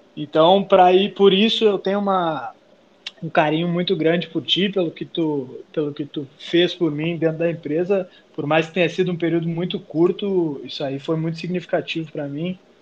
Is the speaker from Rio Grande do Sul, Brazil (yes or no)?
yes; Porto Alegre, Rio Grande do Sul, Brazil; also born or lived in Pelotas; eu sou natural de Pelotas, zona sul do, do estado do Rio Grande do Sul, mas saí de lá com dois anos e fui para a capital. Então eu sou mais porto-alegrense do que pelotense